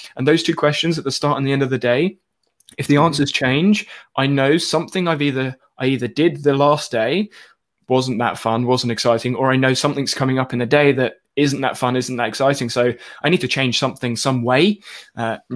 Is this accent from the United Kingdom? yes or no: yes; United Kingdom; I'm also British